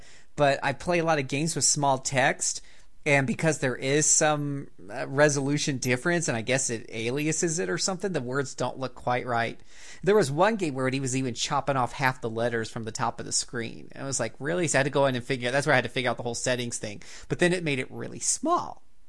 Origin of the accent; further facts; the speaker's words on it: the South, United States; accent: Southern; Ooh, I love reading French, especially with my southern accent.